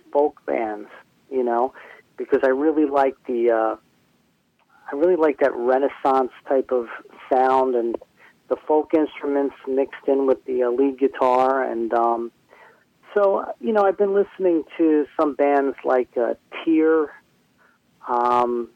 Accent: New Jersey, United States; growing up in the New Jersey metal scene

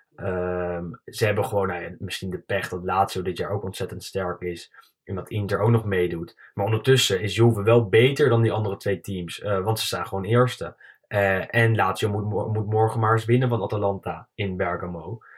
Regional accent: Netherlands; als Nederlander

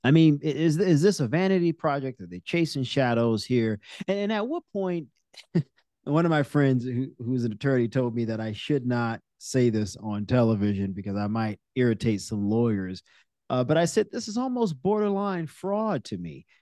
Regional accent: New Orleans, Louisiana, United States; moved away; grew up in my hometown of New Orleans with me.

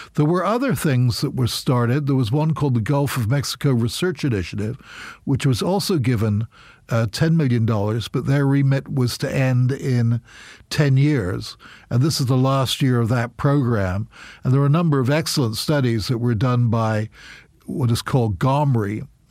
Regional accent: United Kingdom; now in United States; I'm British as well.

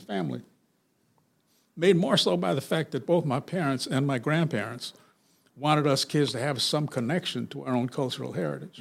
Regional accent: Los Angeles, California, United States; I grew up in South Central L

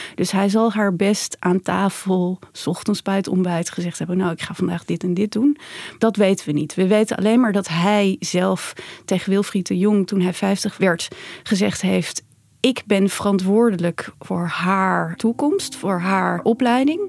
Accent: Netherlands; als Nederlanders

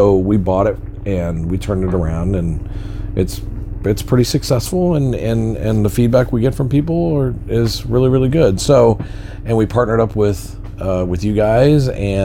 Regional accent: Garden Valley, California, United States; born or raised there; moved away as an adult; also born or lived in Sacramento, California

